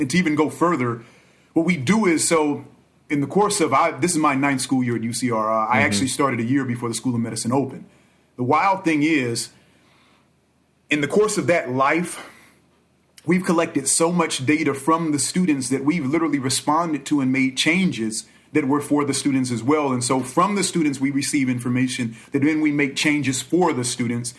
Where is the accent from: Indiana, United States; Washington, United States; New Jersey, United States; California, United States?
California, United States; Los Angeles; also born or lived in Inglewood / Inland Empire; reared by both Los Angeles and the IE